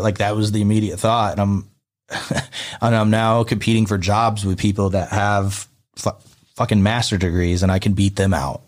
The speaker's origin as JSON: {"language": "English", "region": "upstate New York", "country": "United States", "tie": "born or raised there", "also_born_or_lived": "Texas", "moved": "yes", "said": "I spent the summers down in Philly, but I grew up upstate."}